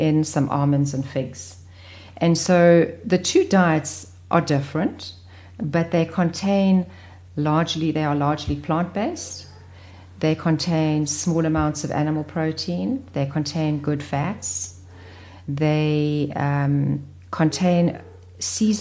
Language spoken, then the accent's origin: English; KwaZulu-Natal, South Africa; growing up in Natal